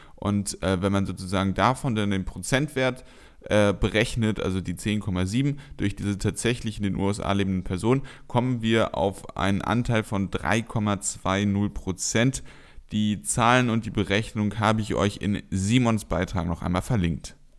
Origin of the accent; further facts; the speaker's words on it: Germany; als Deutscher